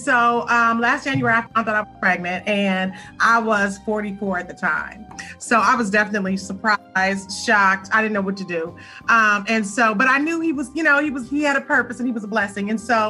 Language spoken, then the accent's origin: English; Los Angeles, California, United States; So I hail from Los Angeles